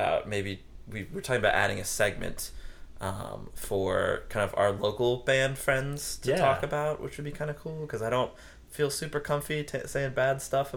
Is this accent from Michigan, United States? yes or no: no; South Carolina, United States; We're from South Carolina